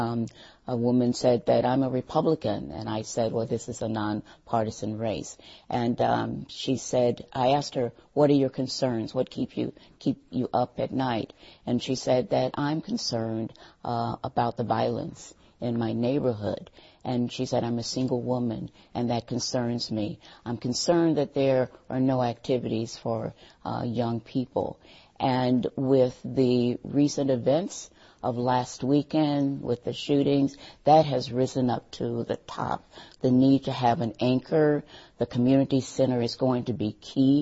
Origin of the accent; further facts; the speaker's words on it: St. Louis, Missouri, United States; moved away as an adult; now in Madison, United States; I'm from St. Louis, Missouri